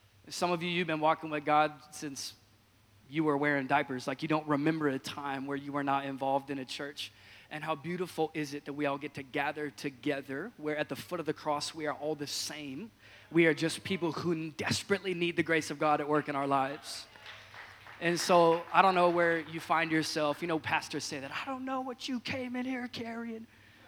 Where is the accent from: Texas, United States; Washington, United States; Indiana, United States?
Washington, United States; I hail from the great state of Washington, born and raised in Washington State